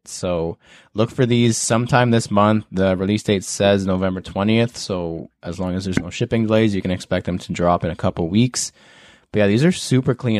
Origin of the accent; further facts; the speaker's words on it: Canada; as a Canadian